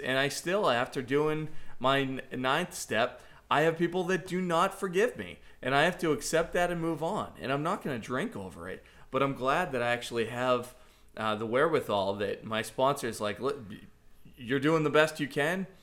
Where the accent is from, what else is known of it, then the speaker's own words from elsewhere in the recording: Boston, Massachusetts, United States; moved away as an adult; now in Celebration, Florida, United States; I grew up in Boston